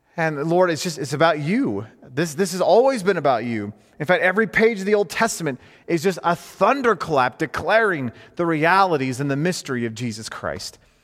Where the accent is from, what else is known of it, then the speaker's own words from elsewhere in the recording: United States; as an American male